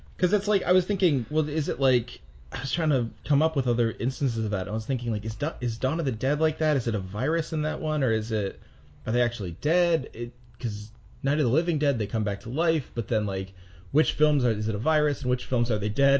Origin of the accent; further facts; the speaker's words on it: United States; as an American